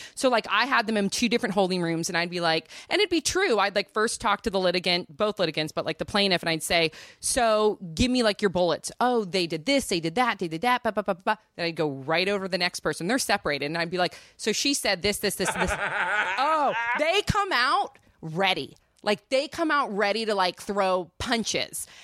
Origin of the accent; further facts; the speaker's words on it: Santa Cruz, California, United States; I grew up in Santa Cruz